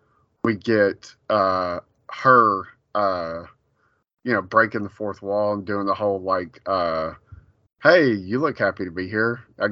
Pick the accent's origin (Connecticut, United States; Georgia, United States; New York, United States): New York, United States; New York City; Oh my God, that New Yorker! Like, I'm a New Yorker through and through.